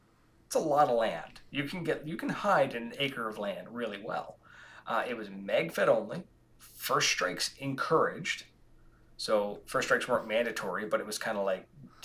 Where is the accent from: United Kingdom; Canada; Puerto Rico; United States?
Canada; we're Canadian.